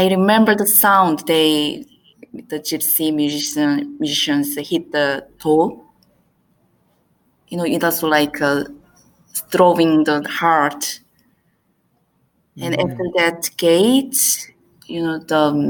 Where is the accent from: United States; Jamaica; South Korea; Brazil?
South Korea; English is a second language; also born or lived in Iran; I'm from Korea